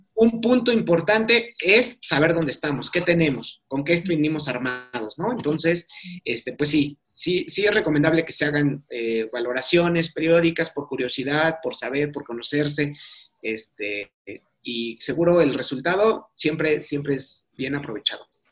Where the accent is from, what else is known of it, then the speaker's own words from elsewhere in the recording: Mexico; nosotros que somos mexicanos